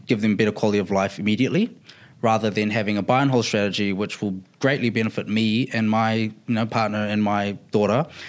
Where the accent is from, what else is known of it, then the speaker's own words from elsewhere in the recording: Auckland, New Zealand; I'm from Auckland